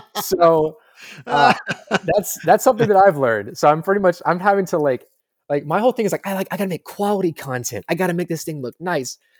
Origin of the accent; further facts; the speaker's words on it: Louisville, Kentucky, United States; I'm from Louisville